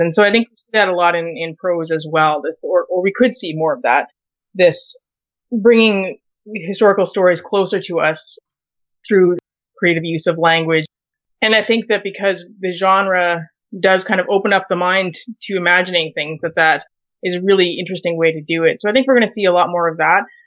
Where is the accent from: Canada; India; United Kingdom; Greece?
Canada; being Canadian